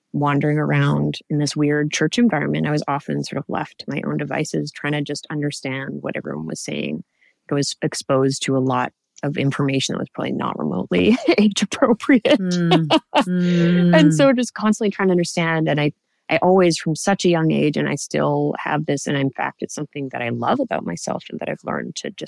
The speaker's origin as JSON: {"language": "English", "country": "Canada", "tie": "born or raised there", "said": "I grew up in Canada"}